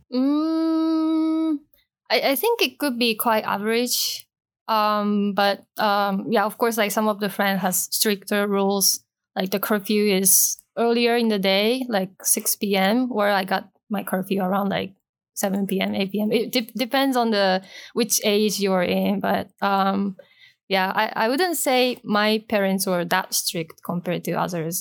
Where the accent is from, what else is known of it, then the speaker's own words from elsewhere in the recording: Osaka, Japan; moved away as an adult; also born or lived in Toronto, Canada; now in Hong Kong; I was born and raised in Osaka, so I stayed in Osaka up to the graduation from high school, and then I left Japan to study in Toronto.